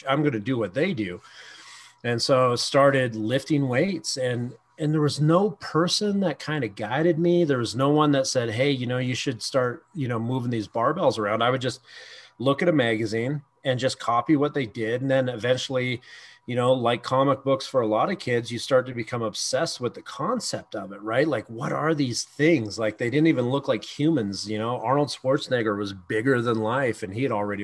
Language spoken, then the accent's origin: English; Canada